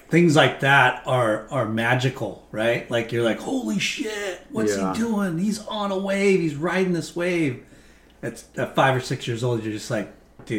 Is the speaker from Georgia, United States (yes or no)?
no; Long Beach, California, United States; Grew up in Long Beach.